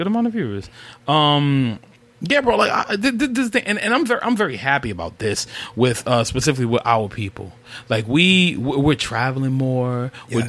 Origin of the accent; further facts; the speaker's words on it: New York, United States; being a New Yorker